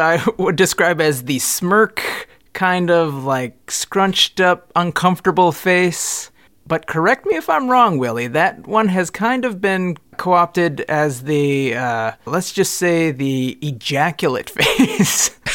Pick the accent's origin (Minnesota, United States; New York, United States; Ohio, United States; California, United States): Minnesota, United States; I'm from Minnesota. I'm fifteen years old